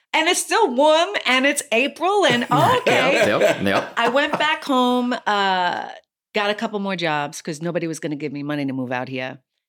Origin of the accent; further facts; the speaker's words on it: New York City, New York, United States; I'm a native New Yorker from the city. So we don't get licenses there. We hail cabs.